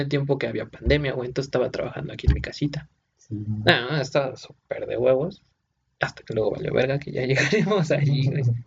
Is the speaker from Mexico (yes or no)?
yes; Puebla, Mexico; Nosotros somos de Puebla